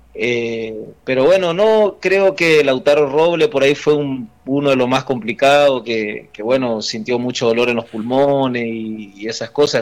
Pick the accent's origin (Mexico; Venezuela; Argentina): Argentina; Gobernador Virasoro, Corrientes; moved away; yo soy de, de Virasoro Corriente